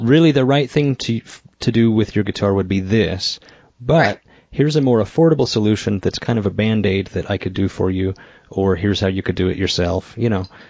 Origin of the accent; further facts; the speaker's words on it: Idaho, United States; moved away; I moved to Idaho back to my hometown